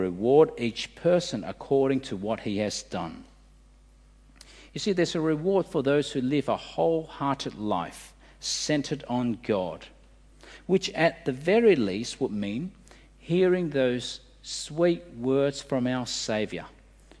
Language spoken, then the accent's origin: English; Australia; As an Australian